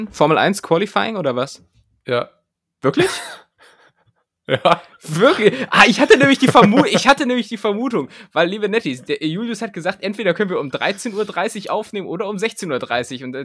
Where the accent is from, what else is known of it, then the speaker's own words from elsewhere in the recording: Cologne, North Rhine-Westphalia, Germany; Kölsche, Kölsche Frohnatur bin ich.